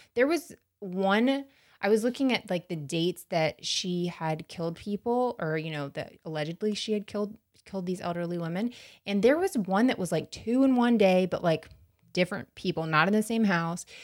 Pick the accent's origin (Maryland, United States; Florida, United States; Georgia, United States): Florida, United States; outside of Tallahassee; this town I grew up in outside of Tallahassee